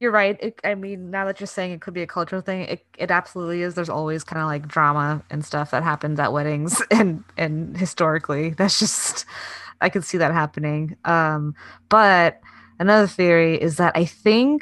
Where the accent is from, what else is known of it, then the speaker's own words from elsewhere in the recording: United States; I was American